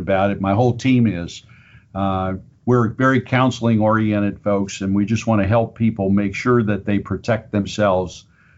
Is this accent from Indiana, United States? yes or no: no; Minster, Ohio, United States; I am originally from the Minster, Auglaize County area